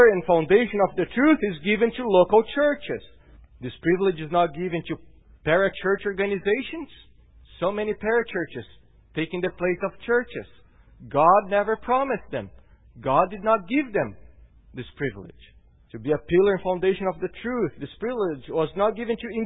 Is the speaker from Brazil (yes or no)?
yes; Brazil; now in Salem, United States; I come from Brazil.